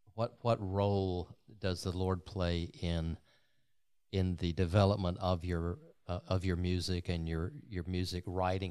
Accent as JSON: {"language": "English", "town": "LaFayette", "region": "Georgia", "country": "United States", "tie": "born or raised there", "said": "North Georgia, a little town called Lafayette"}